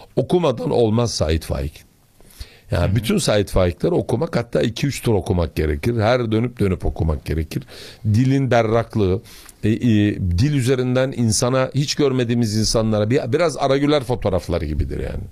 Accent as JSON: {"language": "Turkish", "region": "Samsun", "country": "Turkey", "said": "Bir Samsunlu olarak"}